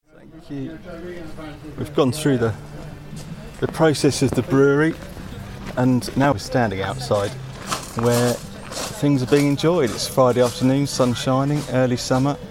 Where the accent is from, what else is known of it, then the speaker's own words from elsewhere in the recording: Hampshire, South East England, United Kingdom; when I was a kid growing up in Hampshire